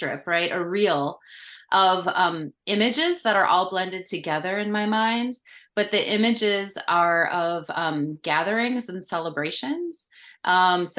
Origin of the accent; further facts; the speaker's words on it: Midwest of the United States, United States; moved away as an adult; also born or lived in Kenya; I grew up in the Midwest of the United States.